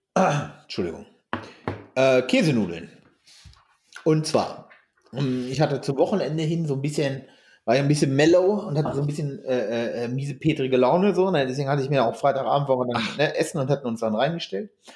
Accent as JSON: {"language": "German", "area": "Hameln-Pyrmont district", "region": "Lower Saxony", "country": "Germany", "tie": "born or raised there", "moved": "yes", "said": "das ist ja meine alte Heimat"}